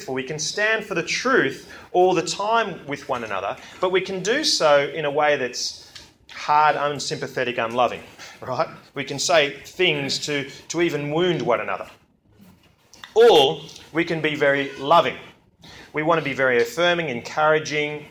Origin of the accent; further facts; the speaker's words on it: Australia; I'm from Belgium, okay, well, my mother is and all my cousins are from Belgium. I grew up in Australia